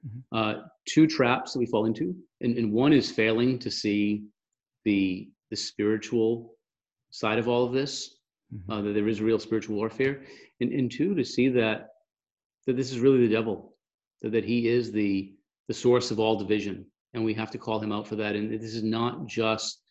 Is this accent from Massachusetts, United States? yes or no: yes; Massachusetts, United States; I'm from Massachusetts and we sort of have that biting, sarcastic, cynical personality